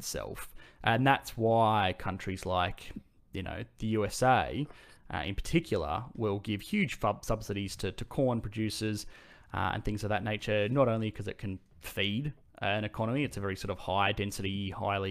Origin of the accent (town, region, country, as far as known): Australia